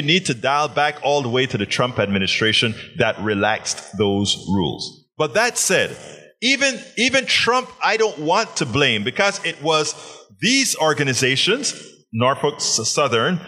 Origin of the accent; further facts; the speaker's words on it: Panama; I'm from Panama.